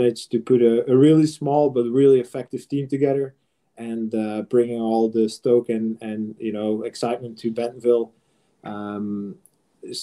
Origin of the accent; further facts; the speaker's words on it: Belgium; I'm from Belgium